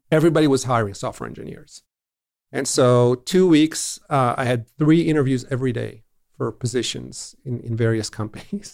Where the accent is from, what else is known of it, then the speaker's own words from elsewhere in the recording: Israel; growing up in Israel in the seventies